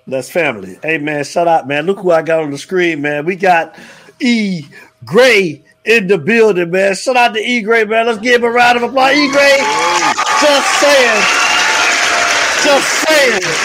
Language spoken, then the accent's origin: English; Avon Park, Florida, United States; I'm from Avon Park